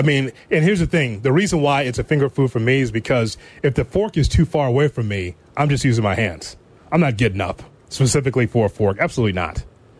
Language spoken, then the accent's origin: English; Chicago, Illinois, United States; I'm from Chicago.